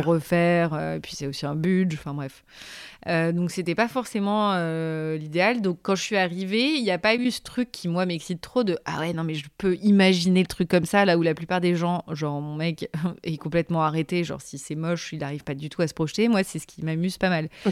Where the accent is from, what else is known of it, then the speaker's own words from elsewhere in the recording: Paris suburbs, Île-de-France, France; now in Paris, France; donc née à Paris, j'ai grandi ensuite en maison en banlieue parisienne